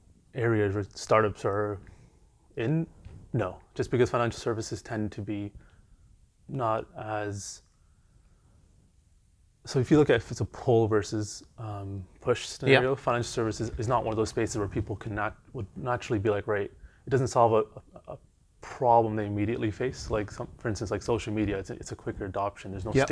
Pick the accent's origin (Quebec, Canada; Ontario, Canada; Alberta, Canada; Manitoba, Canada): Ontario, Canada; Toronto; moved away as an adult; also born or lived in Montreal; now in London; So I grew up in Weston, and then before I moved to Montreal, I lived in Jane and Finch.